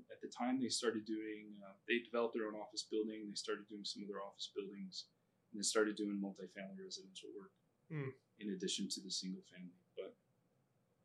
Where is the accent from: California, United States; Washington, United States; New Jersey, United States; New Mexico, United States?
New Mexico, United States; moved away as an adult; also born or lived in Lubbock, Texas; now in Aspen, United States; I grew up in New Mexico and I grew up on a farm